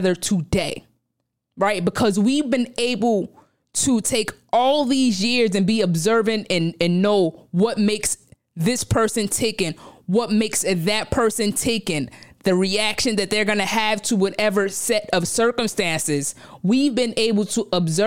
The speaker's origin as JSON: {"language": "English", "town": "New York City", "region": "New York", "country": "United States", "tie": "born or raised there", "said": "I grew up in Brownsville, Brooklyn. Specifically, I'm from LH, Langston Hughes"}